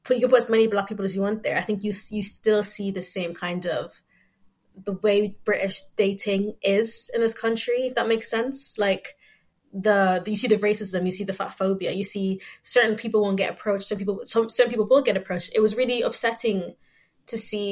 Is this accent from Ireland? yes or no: yes; Ireland; I grew up in Ireland